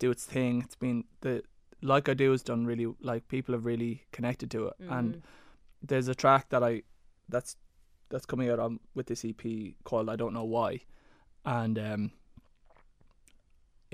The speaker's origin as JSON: {"language": "English", "town": "Waterford", "region": "Munster", "country": "Ireland", "tie": "born or raised there", "said": "growing up in Waterford"}